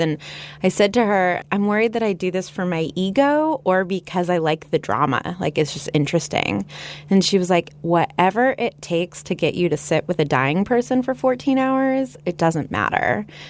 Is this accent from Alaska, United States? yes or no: no; Los Angeles, California, United States; I'm from Los Angeles, which is the home of the movie industry